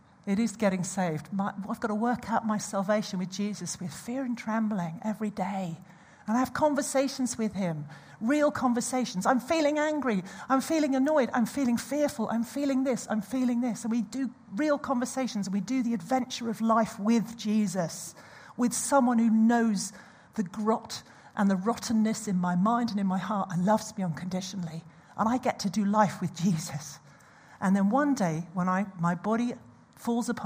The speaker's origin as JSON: {"language": "English", "country": "United Kingdom", "said": "we're all British here"}